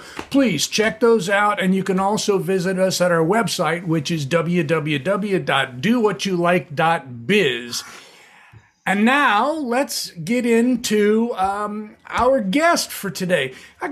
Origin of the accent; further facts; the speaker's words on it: Southern California, United States; also born or lived in Ventura, California; a Southern California beach bum raised